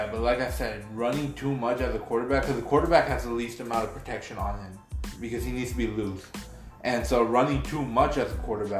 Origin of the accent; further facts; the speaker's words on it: Houston, Texas, United States; I'm a hardcore Texans fan. I've been born and raised in Houston.